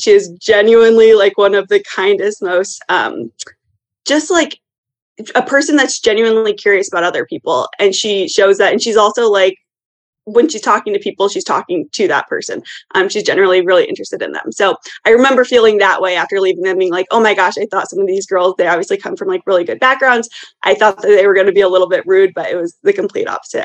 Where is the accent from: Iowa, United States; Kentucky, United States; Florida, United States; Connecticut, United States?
Iowa, United States; moved away as an adult; now in Chicago, United States; I originally grew up in Iowa, but for the past six years, I've lived here in Chicago